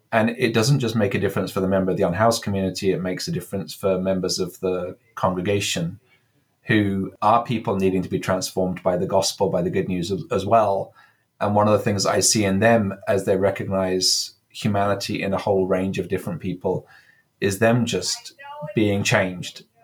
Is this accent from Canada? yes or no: no; England, United Kingdom; now in California, United States; Um, I'm English. You can maybe hear from my accent, but I've been 12 years in California at this point. So my vowels are slightly kind of affected by that.